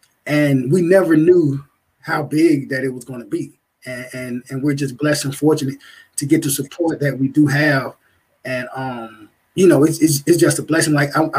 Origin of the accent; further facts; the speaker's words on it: Virginia, United States; I'm from Virginia.